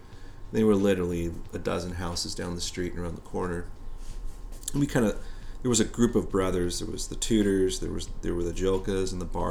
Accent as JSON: {"language": "English", "town": "San Diego", "region": "California", "country": "United States", "tie": "born or raised there", "said": "Well, I was born in San Diego. My mom and dad are from Rhode Island. They came out here in 1970."}